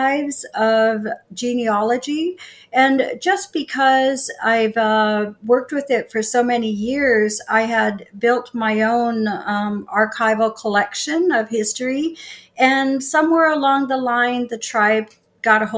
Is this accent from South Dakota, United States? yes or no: yes; Sisseton, South Dakota, United States; And I was born here in Sisseton. I've lived in South Dakota most of my life.